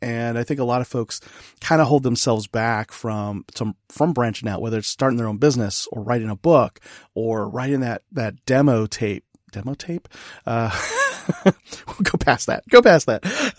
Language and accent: English; California, United States; now in Texas, United States; I was imported from California.